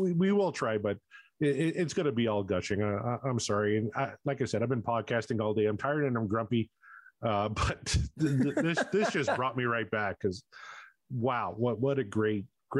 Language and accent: English; Canada; not MTV, because I'm Canadian, I was watching Much Music